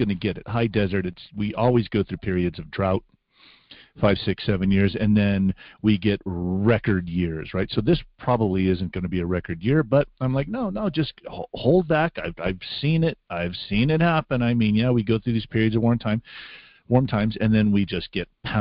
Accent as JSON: {"language": "English", "town": "Las Vegas", "region": "Nevada", "country": "United States", "tie": "born or raised there", "moved": "yes", "said": "when we were growing up in Las Vegas"}